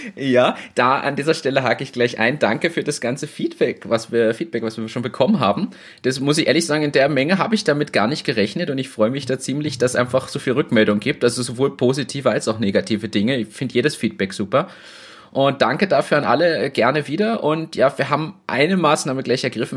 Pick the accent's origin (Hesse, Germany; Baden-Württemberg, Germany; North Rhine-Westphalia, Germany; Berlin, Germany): Berlin, Germany; moved away; ich bin ja aus Berlin